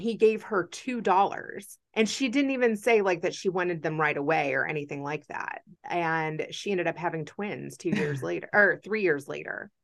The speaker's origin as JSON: {"language": "English", "region": "Kentucky", "country": "United States", "tie": "born or raised there", "said": "growing up a Jew in Kentucky"}